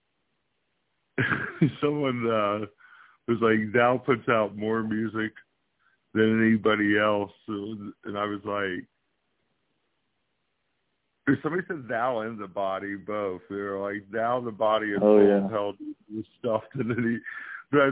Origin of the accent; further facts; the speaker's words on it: Kansas City, United States; moved away; I was from Kansas City originally